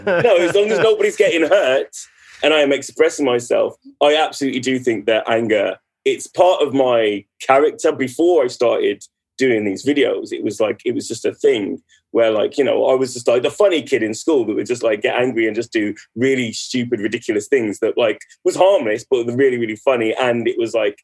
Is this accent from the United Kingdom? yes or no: yes; Wolverhampton, West Midlands, United Kingdom; accent: Wolverhampton; now in London, United Kingdom; So I'm from Wolverhampton.